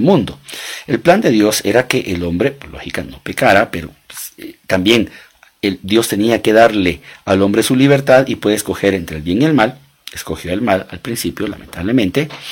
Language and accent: Spanish; Guatemala; yo soy guatemalteco, mi esposa guatemalteca, nos casamos en Guatemala, tuvimos nuestros hijos en Guatemala.